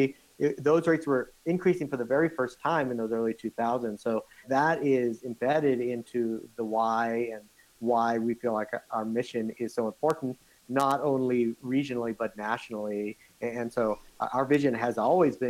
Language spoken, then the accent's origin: English; Boston, Massachusetts, United States; born or raised there; moved away as an adult; also born or lived in Johannesburg, South Africa / Utah / Michigan; now in Boulder, United States